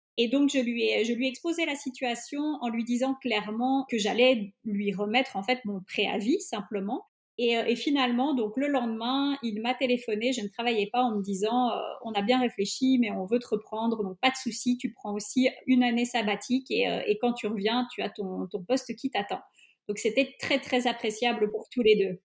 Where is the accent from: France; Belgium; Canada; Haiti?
Belgium; je suis belge mais d'origine hongroise, mon papa est hongrois